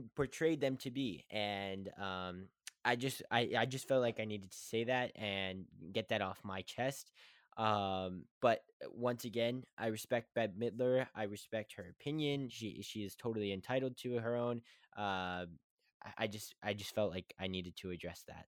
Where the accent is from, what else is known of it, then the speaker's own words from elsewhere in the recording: West Virginia, United States; I am from West Virginia